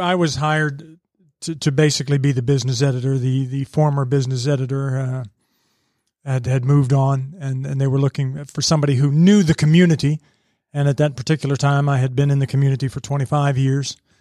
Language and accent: English; suburbs of Washington, D.C., District of Columbia, United States; also born or lived in Rappahannock County, Virginia; now in Georgia, United States; I really grew up technically in the suburbs of D C